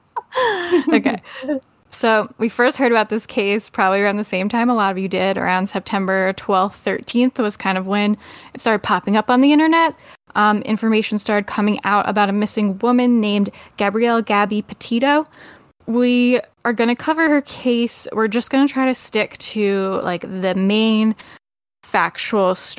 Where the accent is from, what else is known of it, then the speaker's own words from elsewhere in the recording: United States; I am the American podcast host